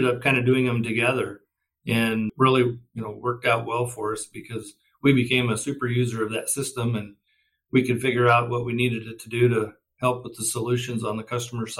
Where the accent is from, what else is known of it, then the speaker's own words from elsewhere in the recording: western Kansas, United States; I'm a Kansas farm kid and grew up in the state, out on the western part of the state